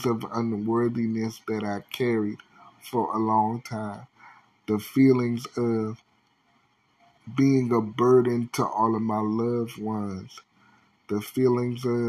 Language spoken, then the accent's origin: English; Washington, District of Columbia, United States; my hometown. Washington, D.C. can be very small